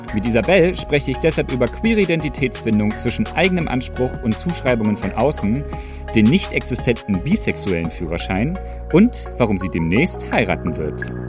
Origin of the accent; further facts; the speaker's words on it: East Germany, Germany; Für mich als Ossi